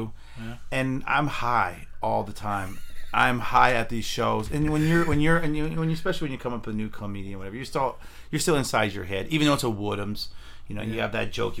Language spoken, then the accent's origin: English; Fremont, California, United States; Fremont. Born and raised.